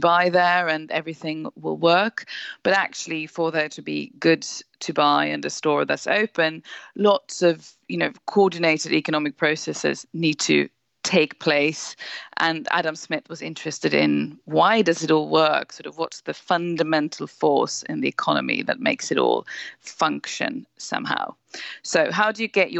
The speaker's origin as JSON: {"language": "English", "country": "Sweden", "moved": "yes", "lives_now": "England, United Kingdom", "said": "I live in England and work from there as a journalist, but I'm originally from Sweden"}